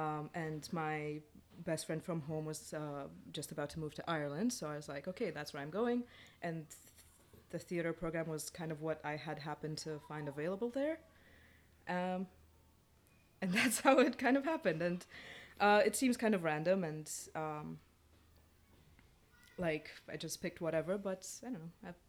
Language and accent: English; Romania; now in Canada; I grew up in Romania